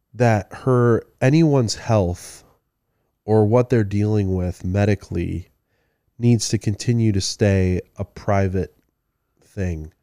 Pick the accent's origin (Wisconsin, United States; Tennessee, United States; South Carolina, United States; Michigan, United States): Michigan, United States; Midland; I'm from Midland, you know, originally